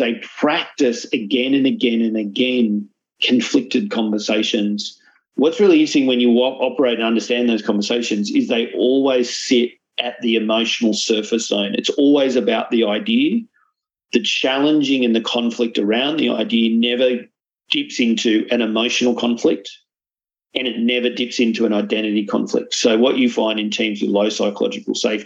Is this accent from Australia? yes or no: yes; Australia; also born or lived in Malta; as an Australian